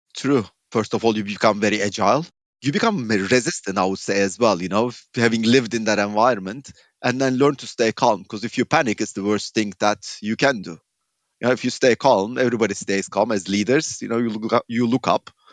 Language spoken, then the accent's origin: English; Turkey; moved away as an adult; also born or lived in United Kingdom / Iran / Latvia / Belgium; growing up in Turkey with such economic volatility